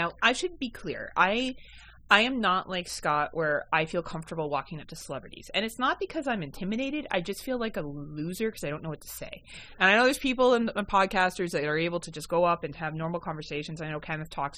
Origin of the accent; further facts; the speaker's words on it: Hamilton, Ontario, Canada; I'm from Hamilton, Ontario, Canada